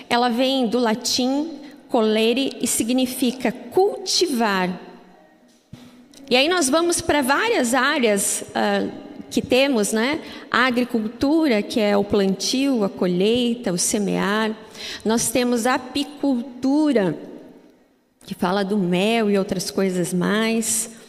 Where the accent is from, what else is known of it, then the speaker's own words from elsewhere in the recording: Curitiba, Paraná, Brazil; born there; Embora eu sou curitibana de nascença, eu não falo assim, não sei, acho que porque meus pais também são de outras regiões, então acabou que eu não, não, não tenho muito sotaque de curitibana.